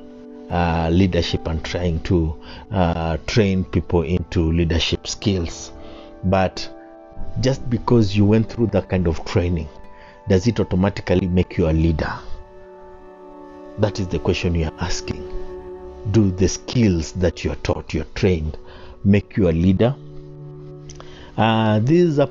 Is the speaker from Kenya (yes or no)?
yes; Kenya; I am a Kenyan